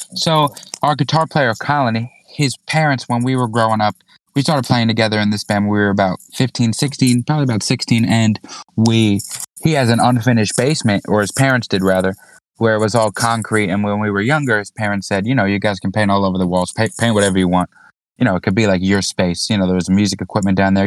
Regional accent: Orange County, New York, United States; we're from Orange County, New York, about an hour north of Manhattan

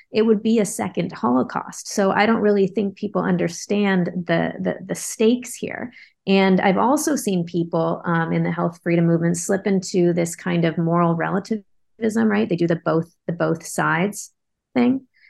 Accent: Bay Area, California, United States; I grew up in the Bay Area

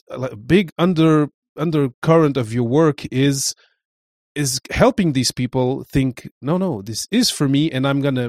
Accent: Portugal; I know I come from Portugal, my mom is from Cape Verde, my father is from Portugal, so I was always kind of weird

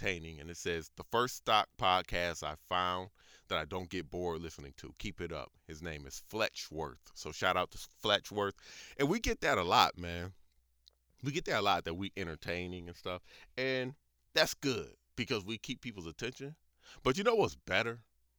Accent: Elyria, Ohio, United States; That's how I know it's somebody that I know personally because I'm from Elyria.

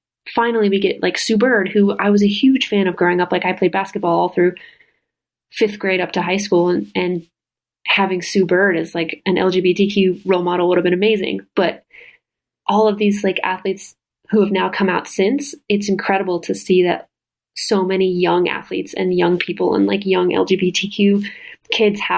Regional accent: Midwest, United States; moved away; growing up in the Midwest and there wasn't a single gay kid in our school

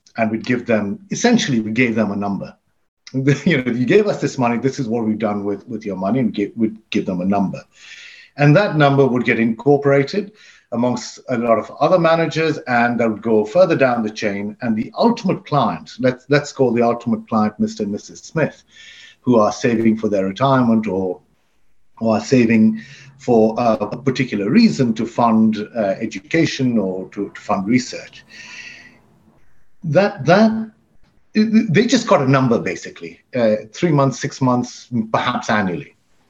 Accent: Dubai, United Arab Emirates; moved away as an adult; also born or lived in Pakistan; now in United Kingdom; My mother was born in Africa. My father was born in India. They met and I was born in Pakistan, and then the family moved to Dubai, where I went to school, and I then came to university, to the London School of Economics in London

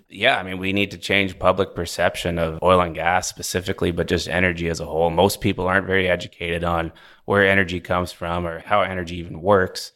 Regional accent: Vancouver, British Columbia, Canada; moved away as an adult; also born or lived in Alberta; now in Houston, United States; I grew up on the West Coast, Vancouver, B C

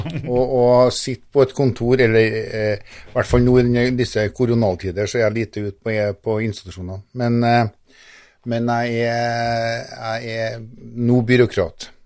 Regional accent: Norway; accent: lamodialekt; jeg snakker jo fortsatt lamodialekt

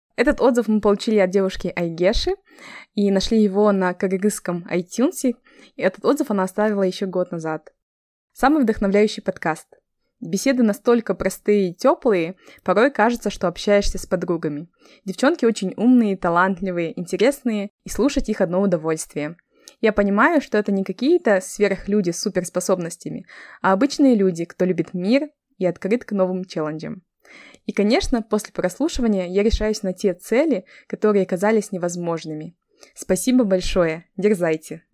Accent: Kazakhstan; я из Казахстана

